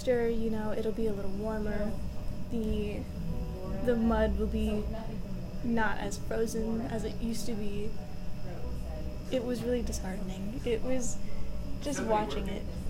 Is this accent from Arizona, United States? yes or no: no; Nome, Alaska, United States; I'm 20 years old, and I grew up in Nome, Alaska.